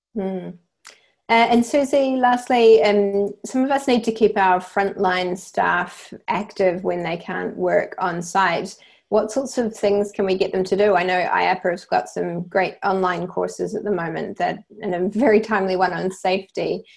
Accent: New Zealand; accent: New Zealand; you can probably tell from my accent that I'm from New Zealand.

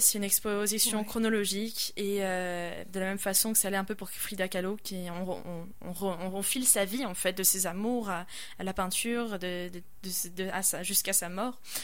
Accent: France; also born or lived in Quebec; now in Quebec City, Canada; je suis française

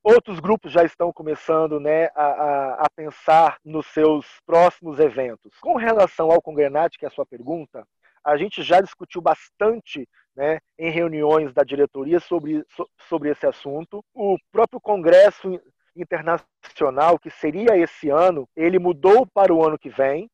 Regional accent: Guarapari, Espírito Santo, Brazil; moved away as an adult; now in Paraná, Brazil; Eu sou nascido em Guarapari, no Espírito Santo, mas eu moro há dois anos e seis meses no Paraná

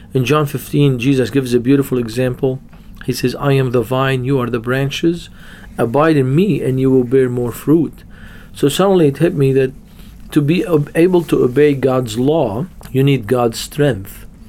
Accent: Beirut, Beirut Governorate, Lebanon; I was born and raised in Beirut, Lebanon

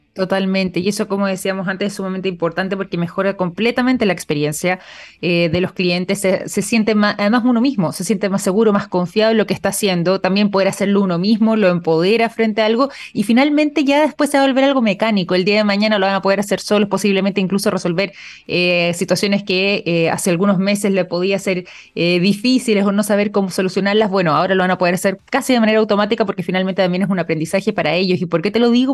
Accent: Chile; nosotros también como chilenos

